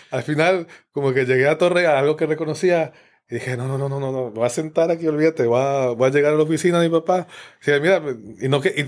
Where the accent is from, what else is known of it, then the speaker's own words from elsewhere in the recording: Quito, Pichincha, Ecuador; Yo soy de Quito, exacto. es una ciudad grande, grande